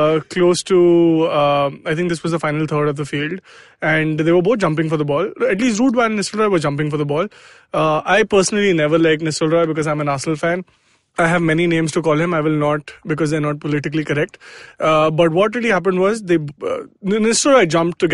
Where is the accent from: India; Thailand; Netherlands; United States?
India; Delhi; now in Mumbai, India; I am from Delhi.